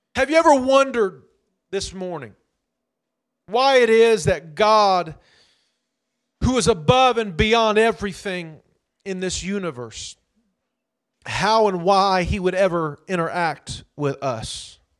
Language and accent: English; Indianapolis, Indiana, United States; having just grown up in the near northwest side of Indianapolis